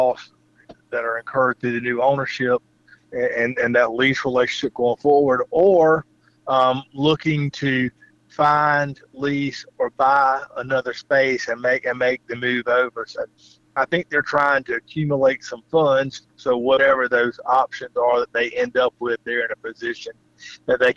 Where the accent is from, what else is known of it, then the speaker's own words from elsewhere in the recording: Lake City, South Carolina, United States; now in West Columbia, United States; I grew up in Lake City